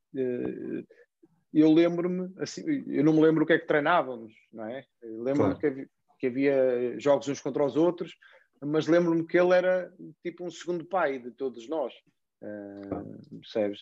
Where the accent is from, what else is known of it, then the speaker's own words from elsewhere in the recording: Portugal; nós em Portugal